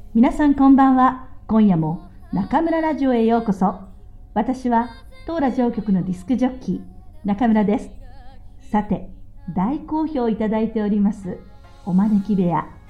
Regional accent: Kanto, Chiba, Japan; 私は関東の千葉県の出身ですから

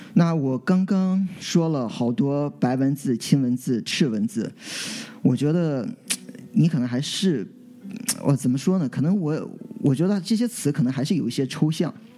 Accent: Qingdao, Shandong, China; moved away as an adult; 我从小到大这段时间呢， 都是在，呃， 就是青岛，其实我在家乡长大， 呃， 直到后来大学之后才出国

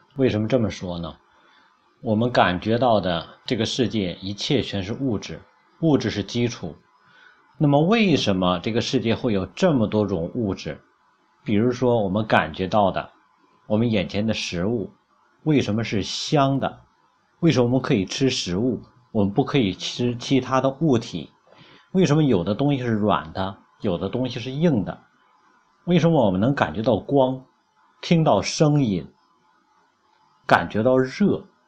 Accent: China; 我们中国人有中国人的语言

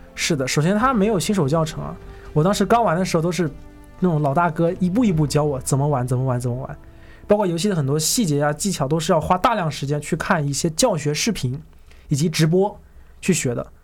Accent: Shenzhen, Guangdong, China; 我是深圳人啊，我去过深圳的某些网吧

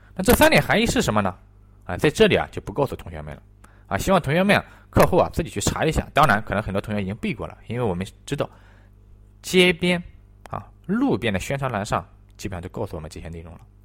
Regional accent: China; 我们中国人有一些能够称之为中国人的一些东西

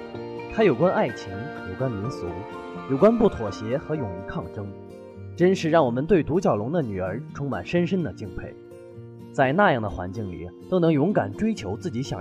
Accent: northern China, China; 虽然我们也是北方人，

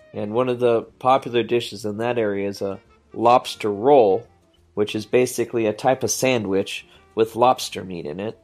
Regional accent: United States

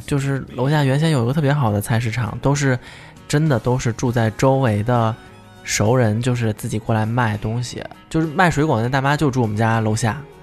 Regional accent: the South, southern China, China; moved away; 她就知道我是南方人

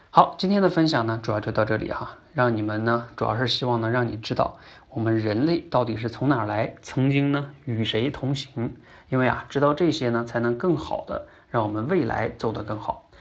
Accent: China; 我们中国人呢，大多数人都相信人是被女娲娘娘用泥捏出来的

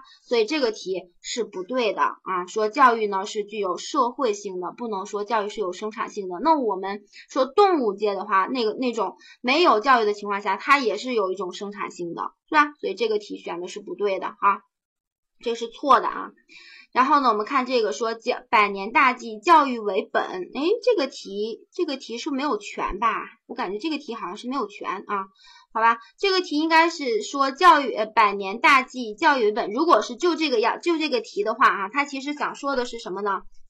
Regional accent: China; 对于我们中国人来讲的话，我们现在的孔子、老子的那些观念，对我们治国也好，

